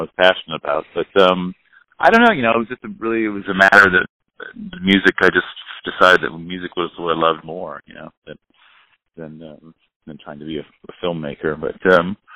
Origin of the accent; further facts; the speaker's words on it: Monterey, California, United States; I grew up just down the road